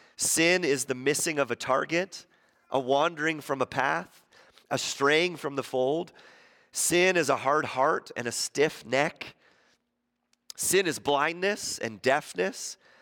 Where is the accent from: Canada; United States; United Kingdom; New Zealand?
Canada; Ontario; moved away; I grew up in Ontario.